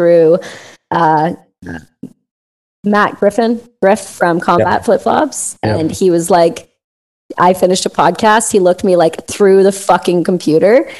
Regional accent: Canada; I love being Canadian.

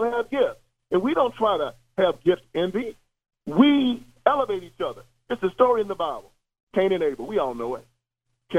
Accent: the South, United States; me and you both are from the South

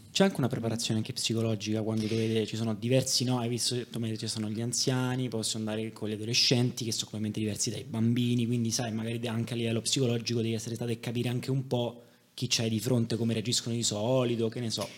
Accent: Rome, Lazio, Italy; sono di Roma

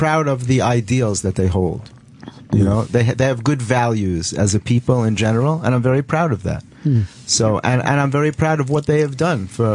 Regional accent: New York City, New York, United States; When I grew up in the Bronx

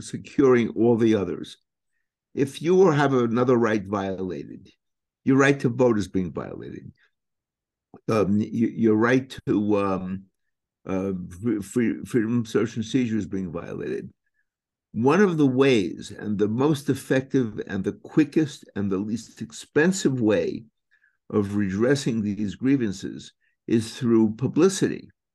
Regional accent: New York City, New York, United States; I was born and raised in Brooklyn.

